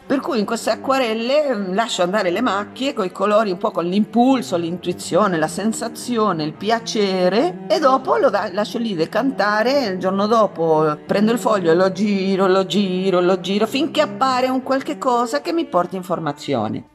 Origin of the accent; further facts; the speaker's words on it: San Juan, Argentina; moved away; Che è il mio paese di origine, Argentina, San Juan